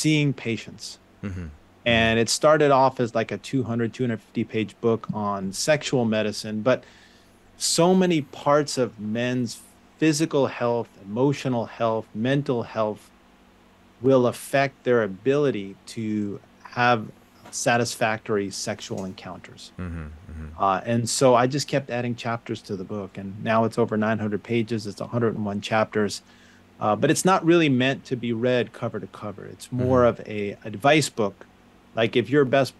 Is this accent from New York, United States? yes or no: yes; New York suburbs, United States; moved away; I grew up in New York, the suburbs of New York